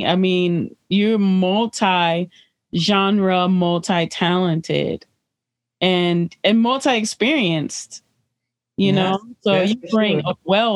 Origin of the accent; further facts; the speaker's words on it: Detroit, Michigan, United States; I grew up on Poe between Palliser and Seward.